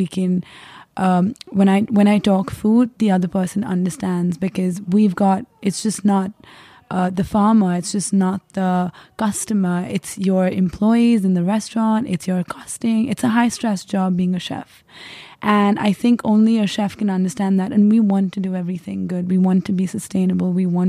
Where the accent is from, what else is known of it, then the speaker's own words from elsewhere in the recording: India; Yes, so I come from India.